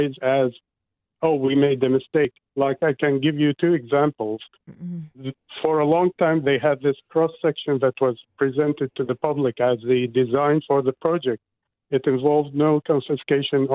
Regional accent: Iraq; now in Auckland, New Zealand; I didn't come all the way to New Zealand to be told the same sacrifice rhetoric I grew up with in Iraq

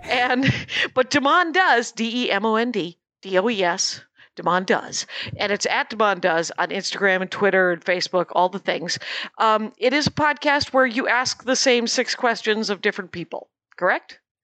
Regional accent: South Milwaukee, Wisconsin, United States; my hometown

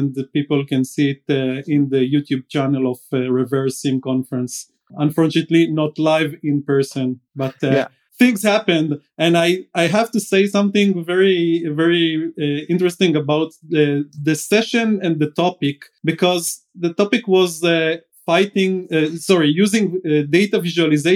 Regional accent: Israel; I'm coming from Israel like Dan

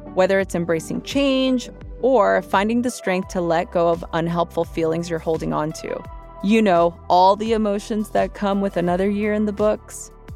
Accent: Los Angeles, California, United States; growing up in East

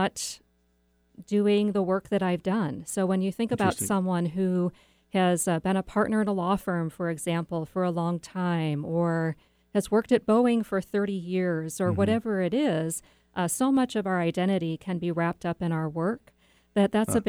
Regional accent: Chesterton, Indiana, United States; moved away; I grew up in Chesterton, Indiana.

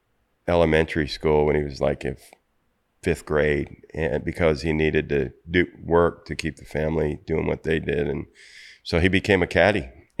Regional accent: Las Cruces, New Mexico, United States; I mean, it depends on what you want to know. I you know, for me, I grew up in Las Cruces, New Mexico.

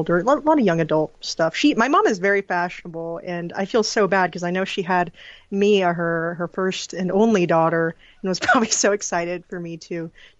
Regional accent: Palos Verdes, California, United States; also born or lived in Pelican Rapids, Minnesota / South Dakota / New York; We grew up in the South Bay area. I went to Palos Verdes Peninsula High School

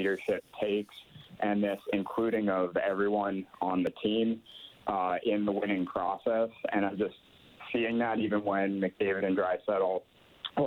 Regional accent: Edmonton, Alberta, Canada; moved away as an adult; also born or lived in United States; now in Guam; I grew up in Edmonton

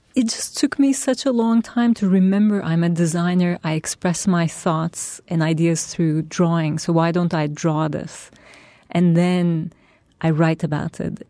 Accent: Turkey; now in New York, United States; my roots are in Turkey. That's my past. That's where, where I grew up and that's my culture, my family

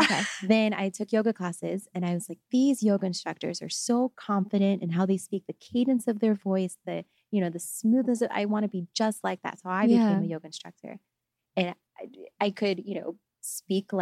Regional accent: Texas, United States; moved away; this Texas girl

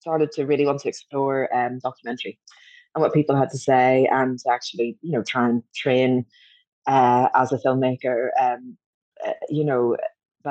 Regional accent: Belfast, Northern Ireland, United Kingdom; when I was a young teenager growing up in Belfast

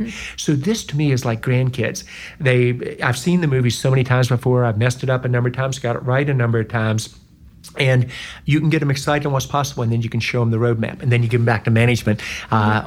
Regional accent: West Virginia, United States; moved away; also born or lived in North Carolina / Georgia / Indiana / Ohio; I'm from West Virginia

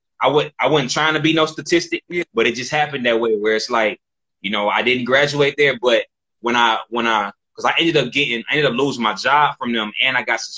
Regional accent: Detroit, Michigan, United States; So I grew up on the East Side. I grew up like around the Quinder and Six Mile area.

